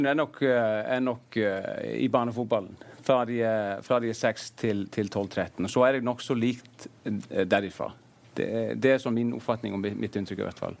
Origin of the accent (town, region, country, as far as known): Akranes, Western Region, Iceland; Norwegian is a second language